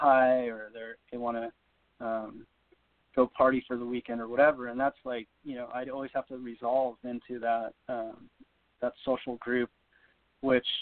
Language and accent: English; Big Bear, California, United States; I grew up in Big Bear